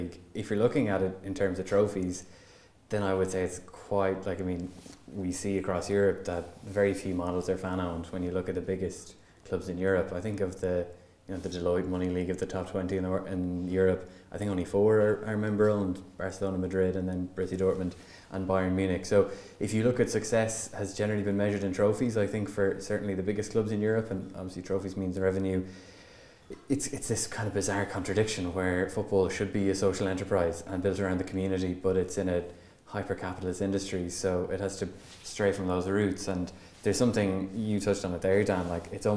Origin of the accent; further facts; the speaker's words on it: Longford, Leinster, Ireland; I'm originally from Longford, but mostly from a GAA family